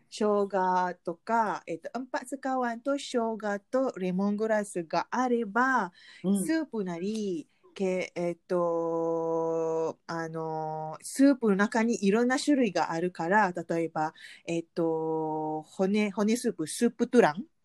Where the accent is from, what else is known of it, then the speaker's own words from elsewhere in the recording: Malaysia; Japanese is a second language; moved away as an adult; now in Japan; 来日して二十年の マレーシア人